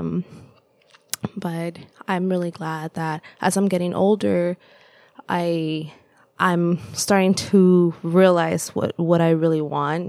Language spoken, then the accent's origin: English; Los Angeles, California, United States; first language Spanish; English is a second language; also born or lived in El Salvador; now in Davis, United States; I say that I grew up in El Salvador, but I also really identify with Los Angeles because it was my home for so long.